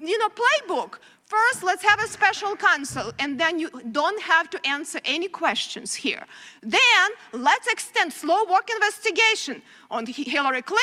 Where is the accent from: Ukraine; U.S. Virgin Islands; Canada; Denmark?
Ukraine; moved away as an adult; now in United States; I grew up in very similar country, Ukraine now. And when I came here as a young person